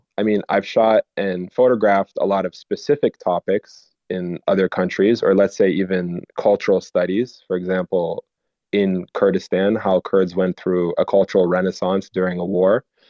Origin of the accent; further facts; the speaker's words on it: Canada; it's about a American tradition that I like grew up with as growing up in Canada